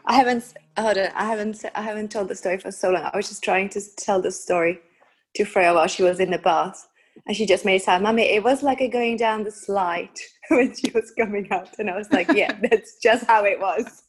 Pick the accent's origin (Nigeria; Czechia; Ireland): Czechia; also born or lived in United Kingdom; now in Prague, Czech Republic; I was born in the Czech Republic and then I spent um, about 20 years in the UK.